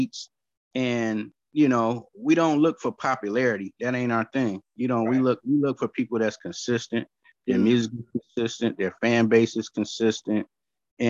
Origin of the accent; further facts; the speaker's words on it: Oakland, California, United States; growing up in Oakland